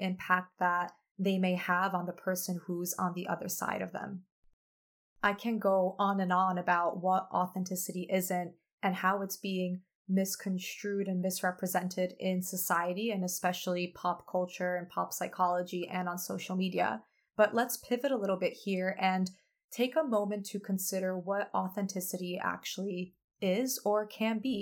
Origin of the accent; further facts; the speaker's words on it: United States; I am a first generation American. By the way, that's a label. And I had the privilege of spending many of my summers growing up in Poland, visiting my family and my grandparents who remain there